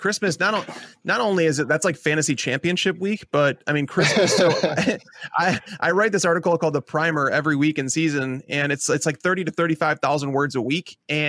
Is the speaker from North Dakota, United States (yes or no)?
no; Chicago, Illinois, United States; I had my uncle introduce me to Italian beef on pizza. I'm from Chicago.